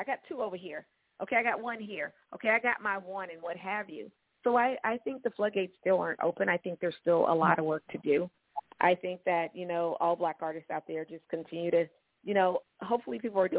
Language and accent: English; Oregon, United States; Growing up in Oregon, around the house